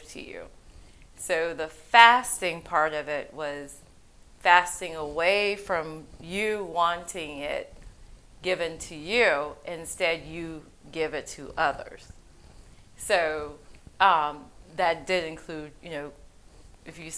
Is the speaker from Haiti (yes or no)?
yes; Haiti; moved away; I'm originally from Haiti.